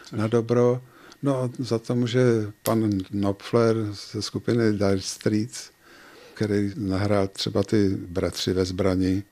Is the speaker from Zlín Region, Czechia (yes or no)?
no; Prague, Czechia; moved away as an adult; now in České Budějovice, Czechia; Já jsem vyrůstal v Praze v Kobylisích